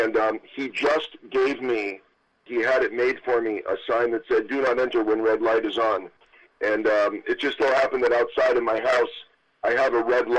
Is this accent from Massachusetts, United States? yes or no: yes; Massachusetts, United States; I'm from Massachusetts